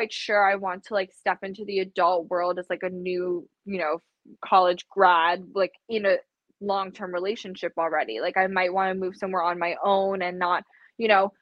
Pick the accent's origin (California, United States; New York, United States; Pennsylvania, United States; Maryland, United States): New York, United States; New York City; moved away; I'm originally from New York City